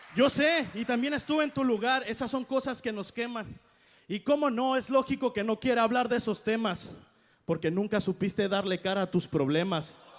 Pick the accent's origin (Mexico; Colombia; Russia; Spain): Mexico; hacemos todos los mexicanos